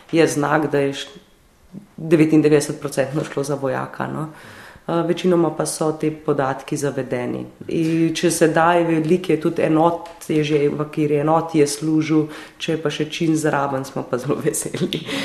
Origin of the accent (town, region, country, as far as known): Slovenia